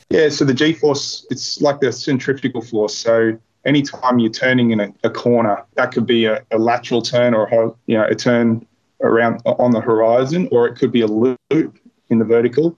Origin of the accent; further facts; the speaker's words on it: Port Macquarie, New South Wales, Australia; also born or lived in Bega, New South Wales / Cowra, New South Wales; I grew up in Port Macquarie